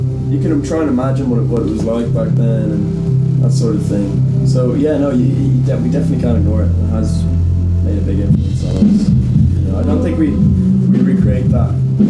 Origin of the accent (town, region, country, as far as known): Dublin, Leinster, Ireland